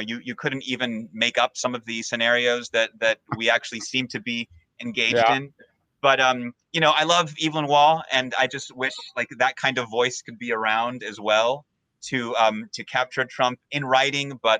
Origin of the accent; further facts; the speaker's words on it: Peru; now in United States; I'm from Peru